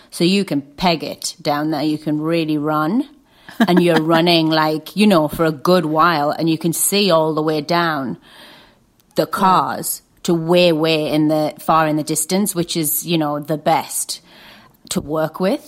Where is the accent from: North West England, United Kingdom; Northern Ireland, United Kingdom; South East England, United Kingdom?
North West England, United Kingdom; Lake District; I grew up in the Lake District